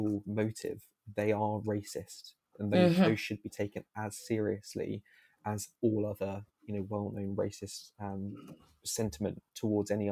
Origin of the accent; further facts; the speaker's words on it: Portsmouth, South East England, United Kingdom; I faced it at school, you know, even with my accent, living in Portsmouth